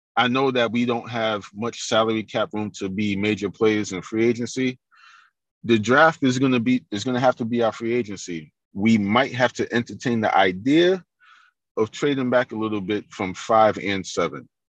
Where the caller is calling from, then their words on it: New York City, New York, United States; I'm calling from Queens, New York